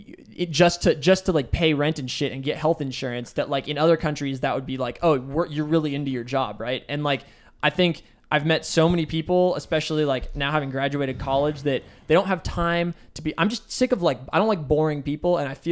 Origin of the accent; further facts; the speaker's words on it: Bellevue, Washington, United States; Bellevue, Washington. My mom's a doctor and my dad is an accountant.